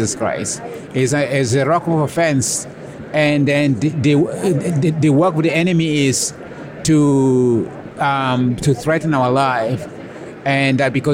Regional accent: South Sudan; I was raised in a Messianic Jewish home in Sudan, and I was basically discipled by my grandfather in his congregation.

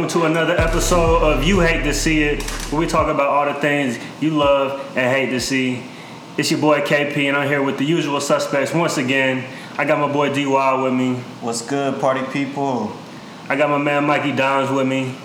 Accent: Georgia, United States; also born or lived in Greenville, South Carolina; I moved to Georgia when I was nine years old. I spent half of my my adolescent life in Georgia

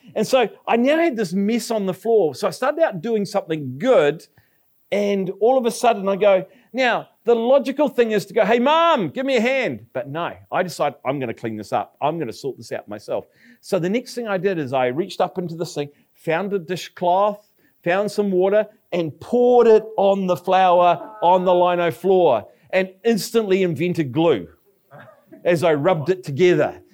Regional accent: Palmerston North, Manawatū-Whanganui, New Zealand; now in Nelson, New Zealand; Palmerston North, which is my hometown

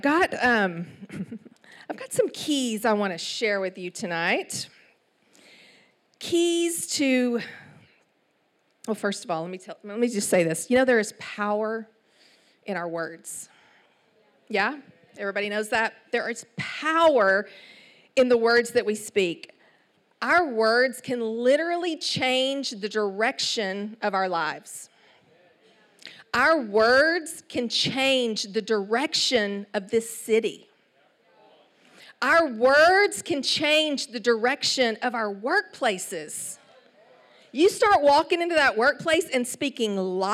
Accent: Palestine, Texas, United States; accent: East Texas; moved away as an adult; also born or lived in New York City; So I was born and raised in Palestine, Texas, 18,000 people

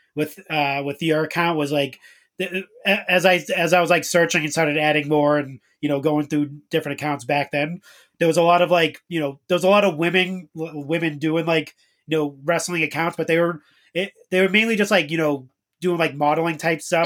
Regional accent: Boston, Massachusetts, United States; I'm from Boston

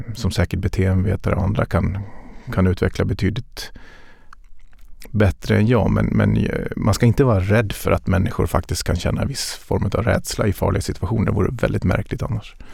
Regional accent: Dalarna County, Sweden; Jag är uppvuxen i Dalarna och det var mycket skog och mindre vatten.

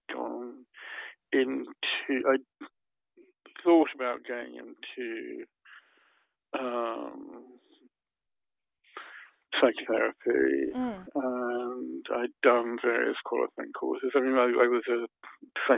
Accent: around London, United Kingdom; moved away as an adult; now in Berlin, Germany; In the 50s, in the 50s and 60s in England, round about London

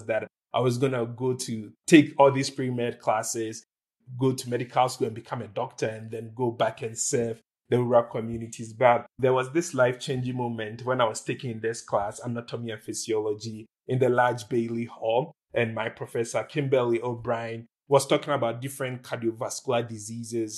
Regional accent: Ghana; moved away; I was born and raised in Ghana. I lived in Ghana for the most part of my life

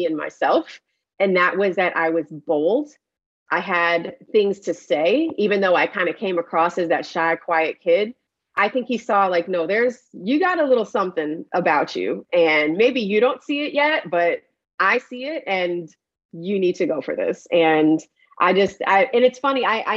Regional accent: Paterson, New Jersey, United States; I'm from a fairly large city in New Jersey, Paterson, New Jersey.

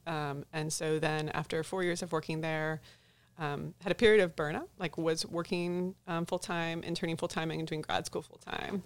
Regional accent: St. Louis, Missouri, United States; moved away as an adult; now in Texas, United States; I was born and raised in Saint Louis, Missouri. Moved down to Texas in twenty ten

